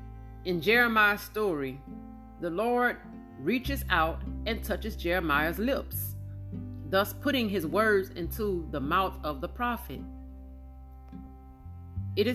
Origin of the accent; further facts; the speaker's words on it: Amite, Louisiana, United States; I'm an old country girl. I'm from Amit, Louisiana